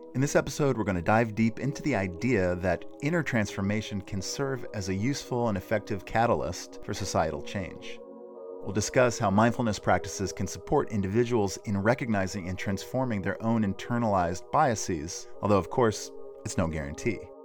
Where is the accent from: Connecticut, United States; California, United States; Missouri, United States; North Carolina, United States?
North Carolina, United States; I too am from North Carolina.